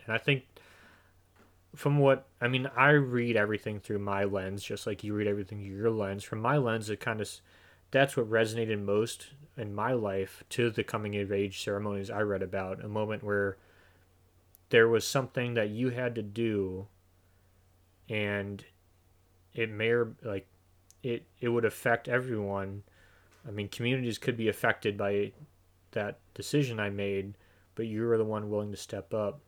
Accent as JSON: {"language": "English", "region": "Illinois", "country": "United States", "tie": "born or raised there", "also_born_or_lived": "Idaho / Northern California", "moved": "as an adult", "said": "we're both from Illinois. We both grew up in the suburbs"}